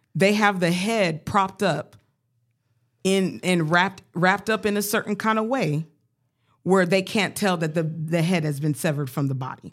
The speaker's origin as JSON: {"language": "English", "region": "Colorado", "country": "United States", "tie": "born or raised there", "said": "growing up in Colorado"}